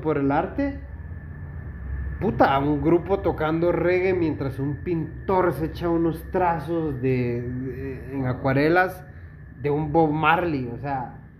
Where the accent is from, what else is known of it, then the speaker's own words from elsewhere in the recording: Esquipulas, Chiquimula, Guatemala; yo amo a la gente de mi pueblo, por eso yo renunciaría a vivir en cualquier lugar que pueda ser mejor por vivir en mi ciudad